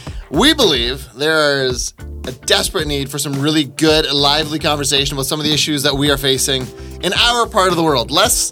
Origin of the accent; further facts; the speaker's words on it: Ontario, Canada; also born or lived in Mexico; I've spent my whole life here. I grew up in Mexico until I was 3. And then I crossed over to Canada before Trump built his wall. So that was very exciting. So I've been here my whole life.